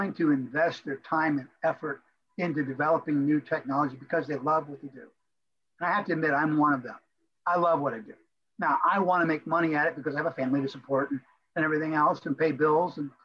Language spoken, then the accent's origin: English; Florida, United States; moved away as an adult; also born or lived in Crown Point, Indiana; I'm a Florida boy. I grew up in Florida